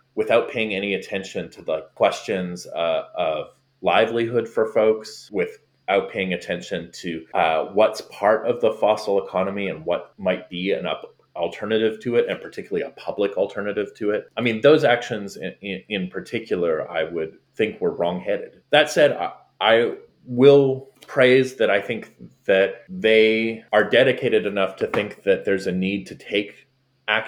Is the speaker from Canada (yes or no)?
yes; Canada; moved away as an adult; now in Florida, United States; being Canadian